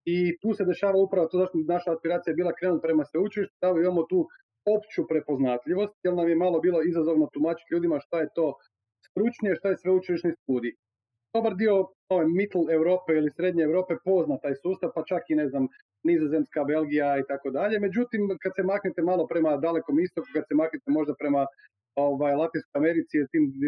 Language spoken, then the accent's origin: Croatian; Croatia; kod nas u Hrvatskoj 110% mladih može besplatno studirati